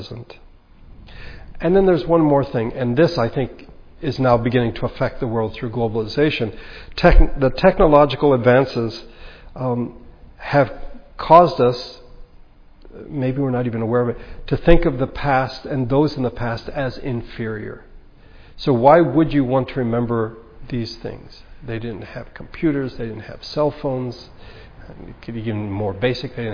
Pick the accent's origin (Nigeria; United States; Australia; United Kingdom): United States; as Americans